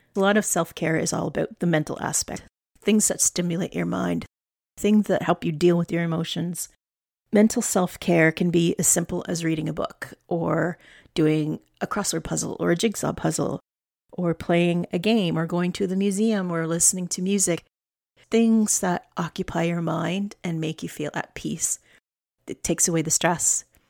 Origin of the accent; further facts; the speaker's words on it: Alberta, Canada; now in Nova Scotia, Canada; I'm a flatlander. I was born in Alberta. I grew up on the prairies.